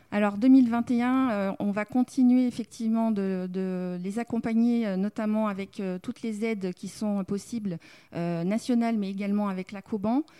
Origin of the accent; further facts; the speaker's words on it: Dijon, Bourgogne-Franche-Comté, France; moved away as an adult; now in Arcachon Basin, France; je viens de Dijon, je suis euh, bourguignonne